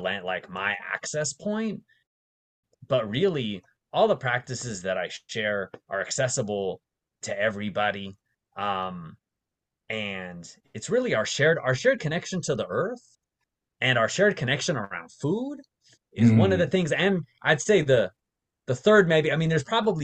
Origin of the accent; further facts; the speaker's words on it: Las Vegas, Nevada, United States; moved away as an adult; also born or lived in San Francisco Bay Area; I grew up mostly in Las Vegas